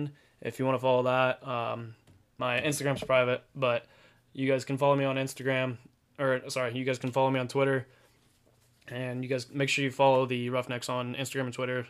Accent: Pataskala, Ohio, United States; also born or lived in Delaware, Ohio; I grew up in Pataskal, Ohio

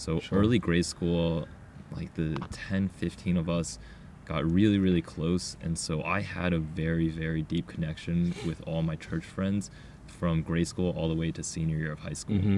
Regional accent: Ohio, United States; Growing up in Ohio back when we grew up there or here

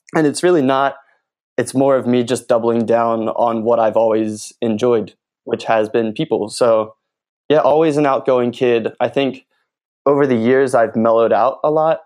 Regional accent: Philadelphia, Pennsylvania, United States; moved away as an adult; now in Los Angeles, United States; I'm originally from Philly

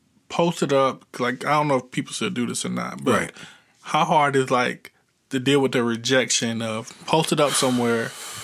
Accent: North Carolina, United States; That's the dope thing about being in North Carolina, because we're not really from the East.

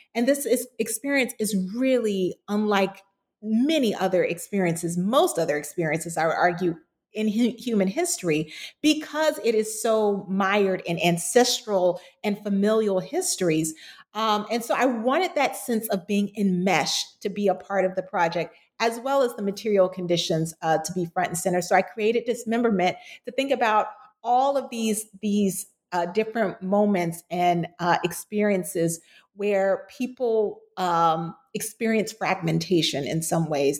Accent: Florida, United States; my home state of Florida

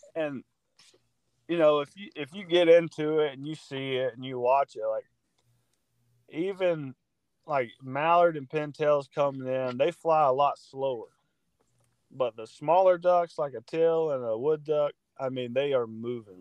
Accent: Georgia, United States; moved away as an adult; now in Missouri, United States; I'm from Georgia, and I play football

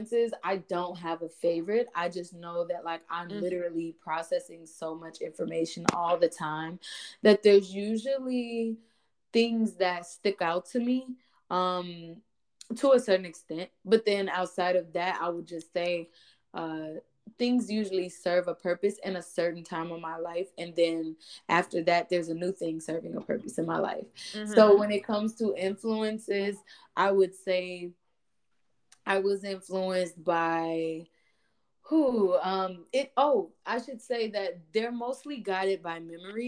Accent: Chicago, Illinois, United States; my pops came up, I'm sure anybody from Chicago, like pretty much parents came up through house music

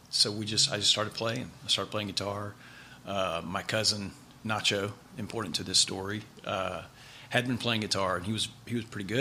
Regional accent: Mansfield, Louisiana, United States; also born or lived in Grand Cane, Louisiana; I grew up in Mansfield, Louisiana.

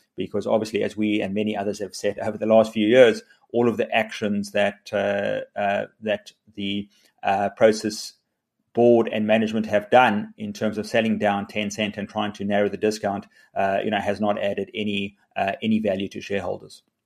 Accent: South Africa

